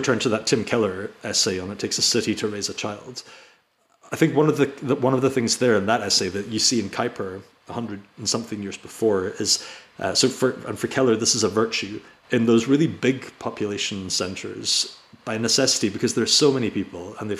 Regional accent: Inverness, Scotland, United Kingdom; I grew up in Inverness, which was a town, and then it was given city rights

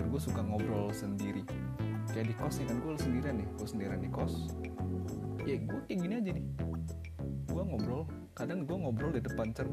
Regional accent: North Sumatra, Indonesia; accent: Medan; kalau ngomong ngomong sendiri tuh biasa ya pakai logat Jakarta juga tapi mostly pakai logat Medan

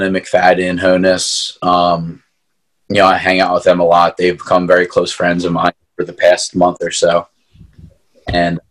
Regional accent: Marple, Pennsylvania, United States; when I was growing up, it was Marple Club. It was a club in my hometown

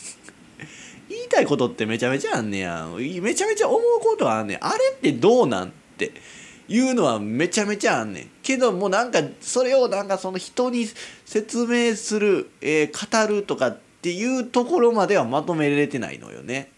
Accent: Kizugawa, Kyoto, Japan; 京都の木津川市なんてもう田舎よ。

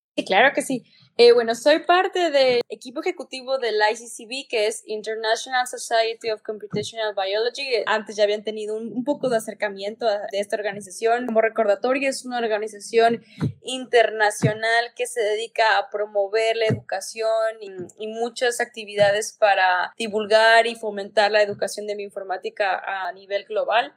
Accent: Mexico; moved away as an adult; also born or lived in Manchester, England; now in Montreal, Canada; soy mexicana

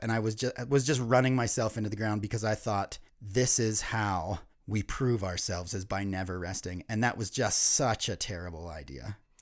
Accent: East Coast, United States; Ryan and I were both born and raised on the East Coast

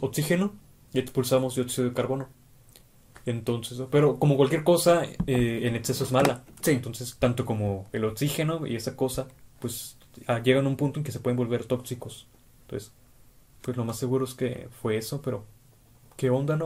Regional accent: Tijuana, Baja California, Mexico; ambos somos de Tijuana. Hemos vivido aquí toda nuestra vida

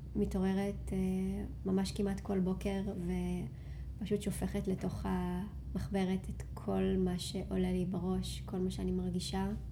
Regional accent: Rinatya, Central District, Israel; moved away as an adult; also born or lived in Tel Aviv / Shaharut; חזרתי לגור במושב שבו גדלתי, מושב רינתיה. מושב ממש מתוק שנמצא במרכז הארץ

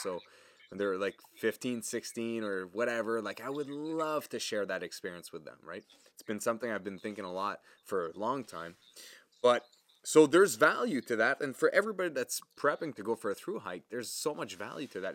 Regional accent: Canada; accent: French; English is a second language; everybody knows I'm French, obviously, you can probably hear it in my accent

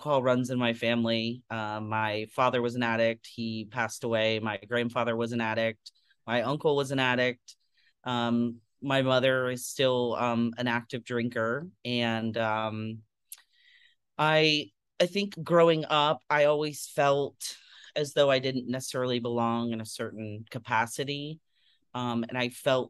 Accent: Tampa, Florida, United States; I grew up in Tampa, Florida

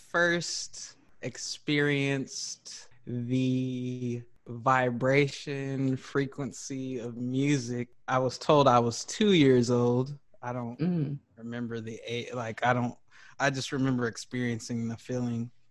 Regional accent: Greencastle, Indiana, United States; also born or lived in Chicago / St. Louis / Dallas / Tulsa; so I'm originally from Greencastle, Indiana. I was born in Green, a uh, little town called Greencastle, Indiana

